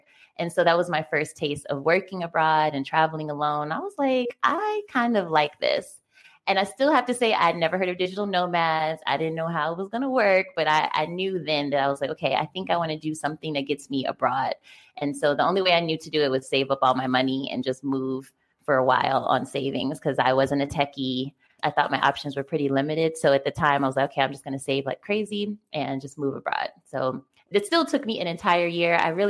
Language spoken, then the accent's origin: English; Richmond, Virginia, United States; Yeah. I'm from Richmond, Virginia.